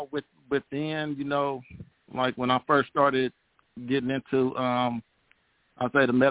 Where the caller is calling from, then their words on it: Oakland, California, United States; From oh, um, um, Oakland, California.